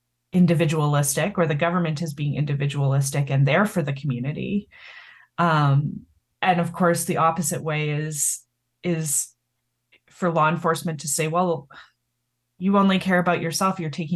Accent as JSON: {"language": "English", "country": "Canada", "said": "I'm Canadian, and actually in Canada, it's flipped. So our Conservative Party is blue."}